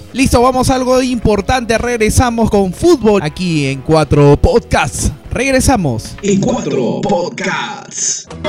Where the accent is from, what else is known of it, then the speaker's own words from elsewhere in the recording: Peru; los que discriminamos más en Latinoamérica, más allá del promedio, somos los peruanos